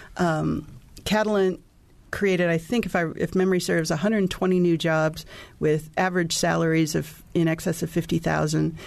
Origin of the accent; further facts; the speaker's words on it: Gary, Indiana, United States; now in Bloomington, United States; I grew up in Gary, Indiana, and I've, I, in many ways, I watched my hometown